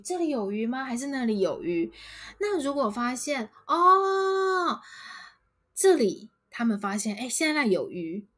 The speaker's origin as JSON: {"language": "Chinese", "country": "Taiwan", "said": "我们台湾人就是很习惯用台语来说这样的事情"}